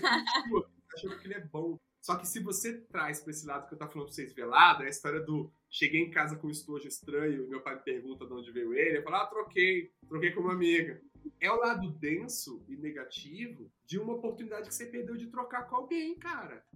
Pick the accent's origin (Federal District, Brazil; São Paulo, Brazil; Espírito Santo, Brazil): Federal District, Brazil; Brasília; eu sou de Brasília, a gente não tinha acesso a palestra, ninguém ia lá palestrar em Brasília